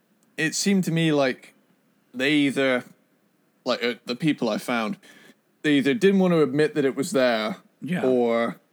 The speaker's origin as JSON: {"language": "English", "country": "United Kingdom", "said": "because I'm a British guy"}